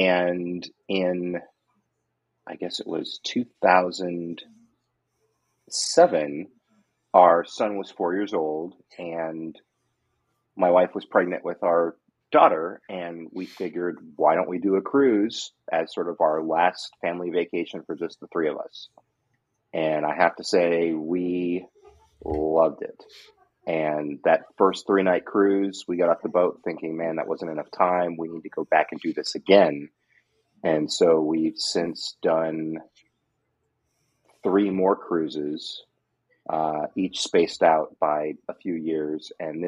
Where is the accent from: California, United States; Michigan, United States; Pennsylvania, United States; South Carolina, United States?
California, United States; Southern; moved away; And I grew up in Southern California.